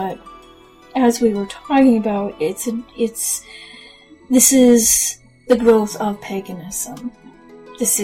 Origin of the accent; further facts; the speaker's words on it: Maine, United States; I was born and bred in Maine. Long time ago, not that long ago. I grew up in the area that I am currently